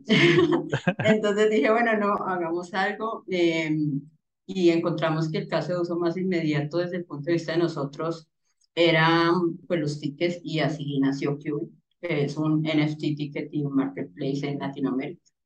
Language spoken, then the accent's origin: Spanish; Cali, Valle del Cauca, Colombia; yo soy de Cali.